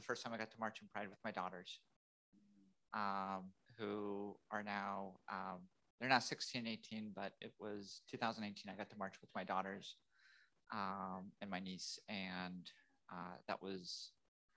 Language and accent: English; San Francisco, California, United States; moved away as an adult; also born or lived in Texas; Was born and raised in San Francisco, grew up pretty much in the Castro, back living in the city